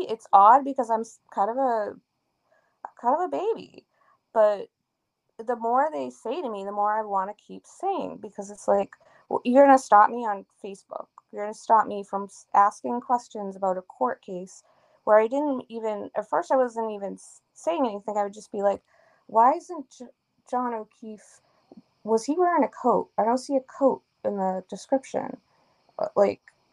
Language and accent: English; Canton, Massachusetts, United States; I'm Canadian too. By heritage, I was born here